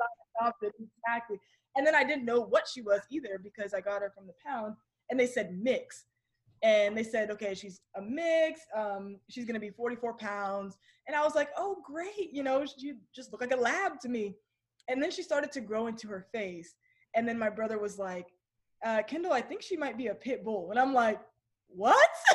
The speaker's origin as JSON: {"language": "English", "town": "Kennesaw", "region": "Georgia", "country": "United States", "tie": "born or raised there", "also_born_or_lived": "Virginia / San Diego", "said": "I was born in Virginia, but I I don't claim it because we moved to Georgia when I was one"}